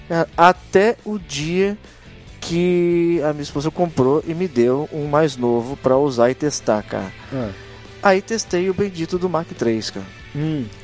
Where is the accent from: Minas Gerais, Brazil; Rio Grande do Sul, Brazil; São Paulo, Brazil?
São Paulo, Brazil; pra quem não sabe, tanto eu quanto o Cris, nós somos da Baixada Santista, tá?